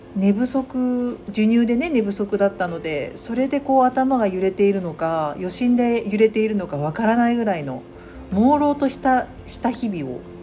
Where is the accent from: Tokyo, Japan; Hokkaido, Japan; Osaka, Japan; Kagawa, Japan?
Tokyo, Japan; moved away as an adult; now in Kobe, Japan; 生まれ故郷の東京を離れて、関西に来た月が四月ですね